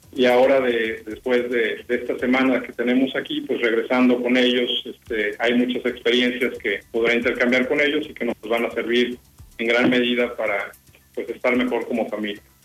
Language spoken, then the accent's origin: Spanish; Toluca, State of Mexico, Mexico; Yo soy de, de Toluca, en el Estado de México